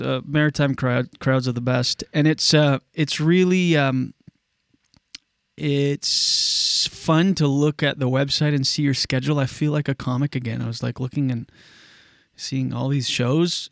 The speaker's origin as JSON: {"language": "English", "country": "Canada", "tie": "born or raised there", "said": "my hometown"}